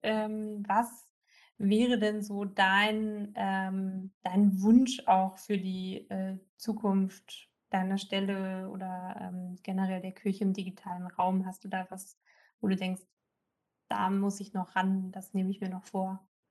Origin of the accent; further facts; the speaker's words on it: East Germany, Germany; da wo ich herkomme in, in Ostdeutschland